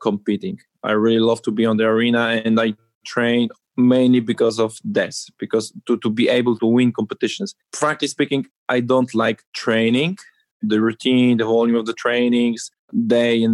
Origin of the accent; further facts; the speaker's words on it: Olsztyn, Warmian-Masurian Voivodeship, Poland; I'm from Poland.